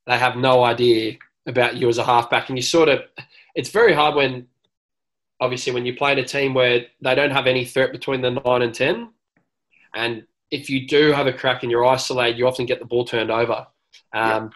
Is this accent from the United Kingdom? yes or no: no; Sydney, New South Wales, Australia; I grew up in Newtown